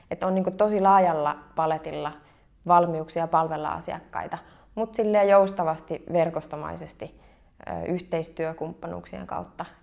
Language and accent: Finnish; Kauhava, South Ostrobothnia, Finland; No mäkin olen Etelä-Pohjanmaalta. Eteläpohjalaisia on tosi paljon, mutta mä oon Kauhavalta.